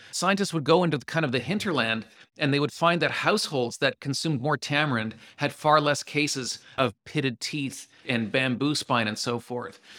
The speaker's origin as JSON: {"language": "English", "country": "Canada", "said": "I'm Canadian"}